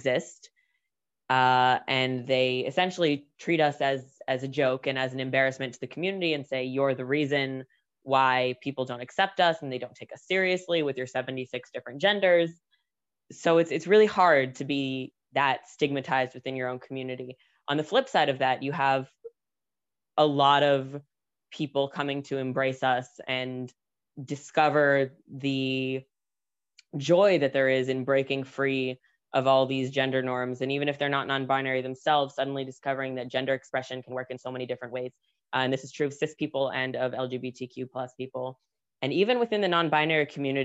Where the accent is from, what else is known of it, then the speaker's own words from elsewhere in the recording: Israel; also born or lived in United States; I was born in the United States. I've spent almost my entire life in Israel. We made Aliyah when I was still a baby